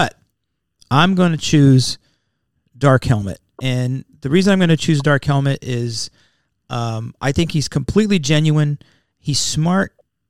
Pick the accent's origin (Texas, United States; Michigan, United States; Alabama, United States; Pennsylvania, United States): Pennsylvania, United States; Wilkes-Barre; I was born in Wilkes-Barre, Pennsylvania.